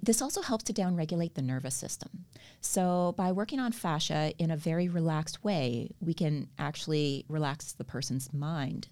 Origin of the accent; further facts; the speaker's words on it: Canada; accent: Canadian; moved away as an adult; now in Australia; I moved from Canada, as you can probably tell, I have Canadian accent